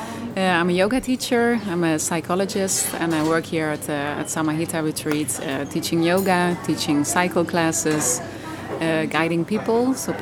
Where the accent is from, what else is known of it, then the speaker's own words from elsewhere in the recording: Netherlands; English is a second language; moved away as an adult; also born or lived in Cambodia / India; now in Thailand; I'm originally from the Netherlands, but I've been living abroad for a couple of years now already. Because before this, in Thailand, I'm living here since 2.5 years.